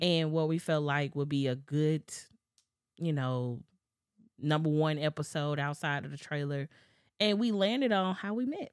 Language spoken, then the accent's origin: English; Memphis, Tennessee, United States; we're both from Memphis.